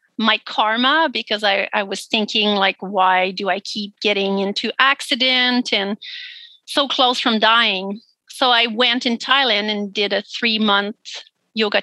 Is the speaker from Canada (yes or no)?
yes; Quebec, Canada; English is a second language; moved away as an adult; now in Nanaimo, Canada; I grew up in Quebec and I moved here on Vancouver Island when I was 22